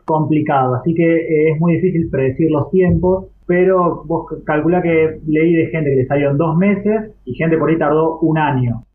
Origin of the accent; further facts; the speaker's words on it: Argentina; nosotros somos argentinos porque nacimos en Argentina